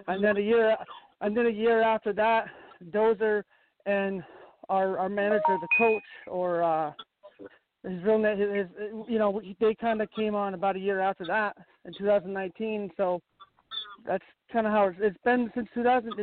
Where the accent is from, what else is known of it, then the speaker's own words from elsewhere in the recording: Malone, New York, United States; I am New York. I'm like 20 minutes away from Canada.